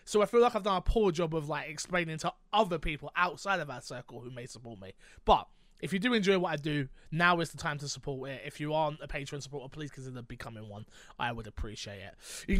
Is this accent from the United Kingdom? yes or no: yes; London, United Kingdom; Again, I'm from London. I'm from quite a Grammy area. You hear the sirens go on all the time.